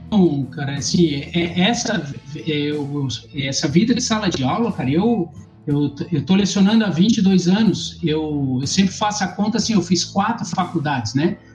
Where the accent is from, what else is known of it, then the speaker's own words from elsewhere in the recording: Florianópolis, Santa Catarina, Brazil; eu sou manezinho